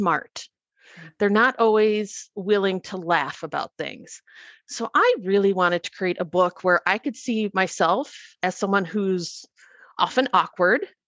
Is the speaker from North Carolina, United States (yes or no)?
no; Minnesota, United States; accent: Minnesota; my, you know, irritating Minnesota accent